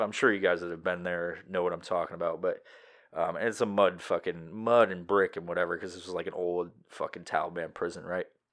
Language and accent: English; New York, United States; moved away; I'm originally from New York